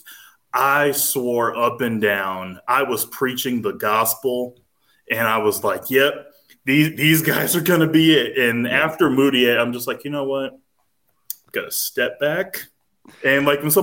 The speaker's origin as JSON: {"language": "English", "town": "Wichita", "region": "Kansas", "country": "United States", "said": "I'm from Wichita, Kansas"}